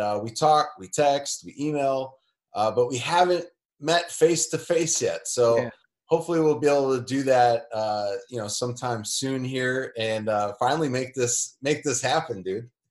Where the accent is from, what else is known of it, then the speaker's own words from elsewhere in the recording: Elgin, Illinois, United States; now in Indianapolis, United States; I'm from a suburb, northwest suburbs. I'm from Elgin